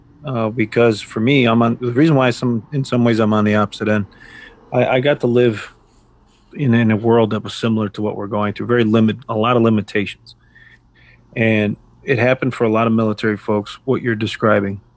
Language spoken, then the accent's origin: English; United States; as Americans